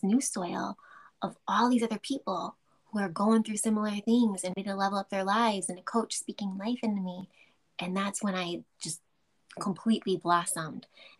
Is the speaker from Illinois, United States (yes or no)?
yes; Chicago, Illinois, United States; I'm from Chicago.